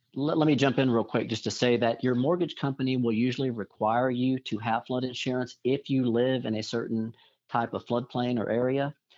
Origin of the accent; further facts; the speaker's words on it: Corpus Christi, Texas, United States; I grew up down in the Corpus Christi area